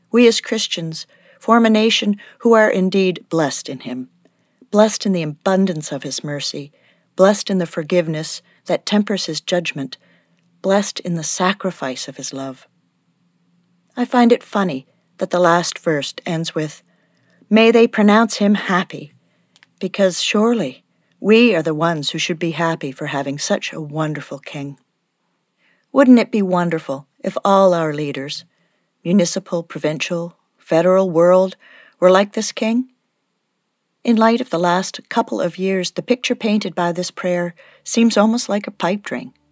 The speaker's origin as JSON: {"language": "English", "country": "Canada", "said": "As a Canadian, I don't think about monarchs very often."}